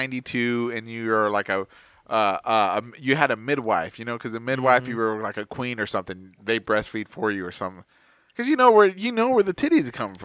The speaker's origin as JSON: {"language": "English", "region": "Texas", "country": "United States", "said": "We're from Texas."}